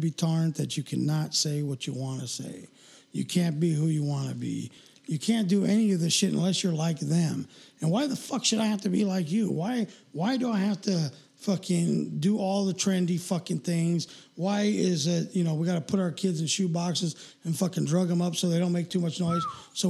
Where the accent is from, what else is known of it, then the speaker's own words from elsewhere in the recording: Redondo Beach, California, United States; we grew up in Redondo